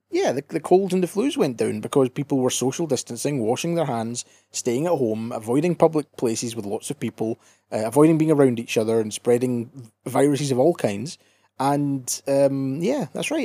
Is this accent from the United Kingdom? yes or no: yes; Scotland, United Kingdom